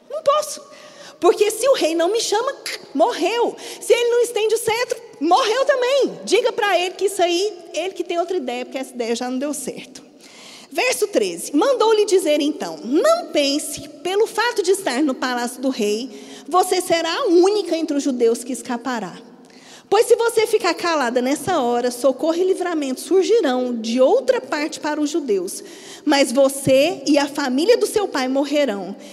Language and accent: Portuguese; Minas Gerais, Brazil; now in Paraíba, Brazil; você já deve ter percebido que eu não sou daqui, eu sou mineira. Quando eu mudei para cá, eu precisei me adaptar a muitas coisas em relação à cultura paraibana.